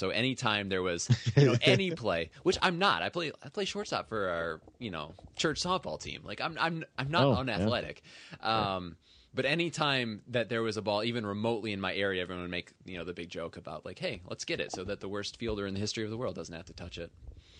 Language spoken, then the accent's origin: English; Ann Arbor, Michigan, United States; I was born in Ann Arbor.